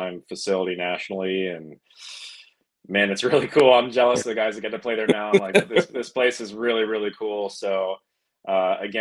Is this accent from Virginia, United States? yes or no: yes; Chesapeake, Virginia, United States; moved away as an adult; now in Florida, United States; I grew up in Virginia my whole life, but you know, now living in Florida